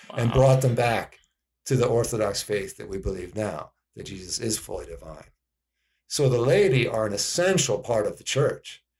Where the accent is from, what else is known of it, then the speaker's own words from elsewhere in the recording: East Coast, United States; moved away as an adult; also born or lived in Virginia; now in Phoenix, United States; I'm from the East Coast originally